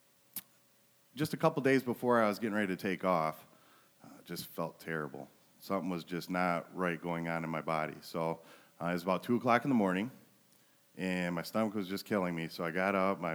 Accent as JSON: {"language": "English", "town": "Flint", "region": "Michigan", "country": "United States", "tie": "born or raised there", "moved": "yes", "lives_now": "Montrose, United States", "said": "I was raised in Flint"}